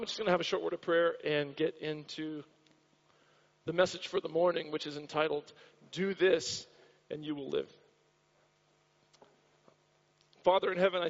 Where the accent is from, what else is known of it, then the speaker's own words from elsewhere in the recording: Florida, United States; now in Australia; I grew up in the state of Florida in the United States